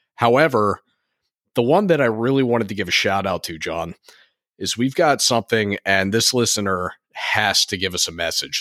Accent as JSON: {"language": "English", "region": "Connecticut", "country": "United States", "said": "we are from Connecticut"}